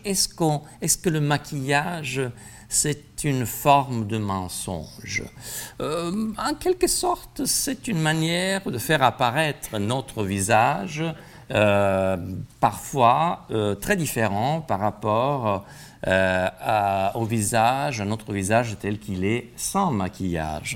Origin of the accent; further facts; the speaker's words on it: Italy; now in France; je suis italien